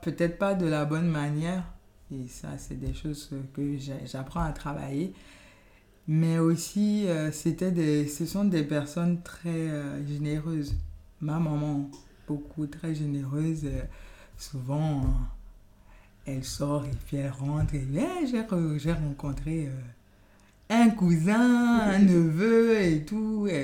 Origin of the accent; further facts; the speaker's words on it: Gabon; first language Yoruba; French is a second language; moved away as an adult; also born or lived in Benin; now in France; Je suis d'origine béninoise et j'ai passé toute mon enfance et adolescence au Gabon. Et je suis en France depuis, on va dire, une quinzaine d'années.